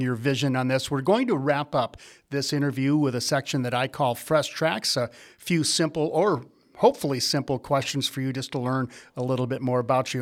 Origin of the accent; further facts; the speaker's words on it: Wisconsin, United States; growing up in Wisconsin